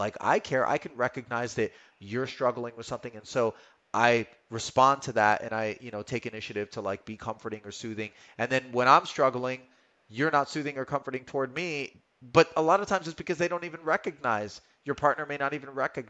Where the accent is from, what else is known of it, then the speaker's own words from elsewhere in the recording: California, United States; You know, yeah, man, because I come from California.